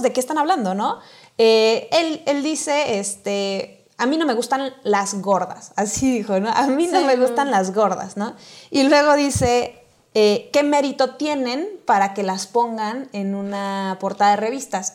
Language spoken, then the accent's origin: Spanish; Mexico